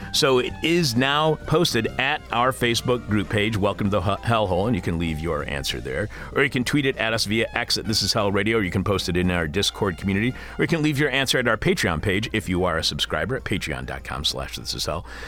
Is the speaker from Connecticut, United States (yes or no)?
no; Eastpointe, Michigan, United States; moved away; when I was growing up in East Detroit, right across the street, right across Eight Mile from Detroit